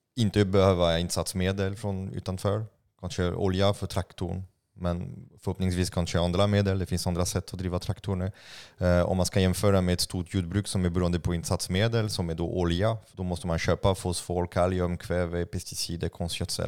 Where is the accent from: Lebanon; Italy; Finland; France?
France; Swedish is a second language; now in Sweden; jag är utl-, utlänning, jag är fransman